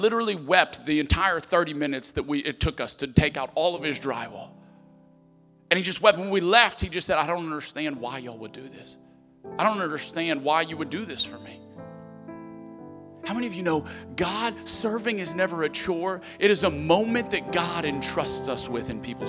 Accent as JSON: {"language": "English", "town": "Lafayette", "region": "Louisiana", "country": "United States", "tie": "born or raised there", "moved": "yes", "said": "I was in Lafayette for the 500-year flood."}